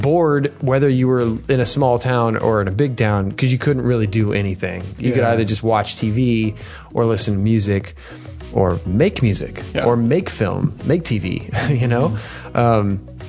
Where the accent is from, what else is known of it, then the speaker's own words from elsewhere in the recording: Houston, Texas, United States; I grew up in Houston, millions, like 2 million people at the time in the city limits, huh. And maybe more.